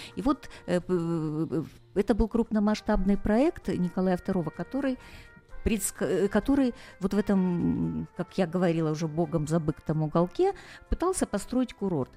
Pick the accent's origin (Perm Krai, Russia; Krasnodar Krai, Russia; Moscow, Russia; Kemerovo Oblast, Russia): Krasnodar Krai, Russia; Sochi; я родилась в Сочи, и поэтому я его так люблю